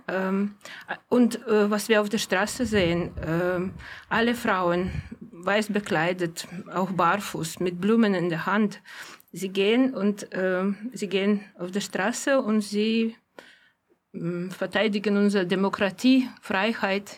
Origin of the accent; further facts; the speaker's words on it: Gomel, Gomel Region, Belarus; moved away; in meiner Heimatstadt Homel